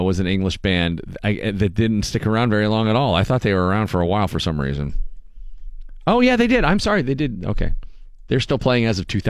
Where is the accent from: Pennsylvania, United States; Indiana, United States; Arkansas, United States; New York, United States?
Pennsylvania, United States; Erie; When I was growing up in Erie